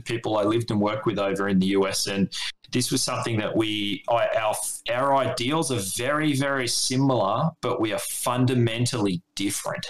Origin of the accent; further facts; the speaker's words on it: Australia; from an Australian point of view